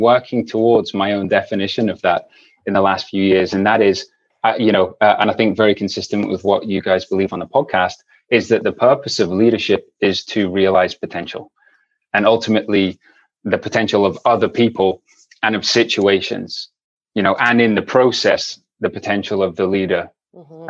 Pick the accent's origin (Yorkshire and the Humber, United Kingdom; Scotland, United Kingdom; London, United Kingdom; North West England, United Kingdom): Scotland, United Kingdom; Aberdeen; moved away as an adult; also born or lived in England / North Carolina, United States; now in San Diego, United States; I was born and raised in the UK. Folks from England. I grew up in Aberdeen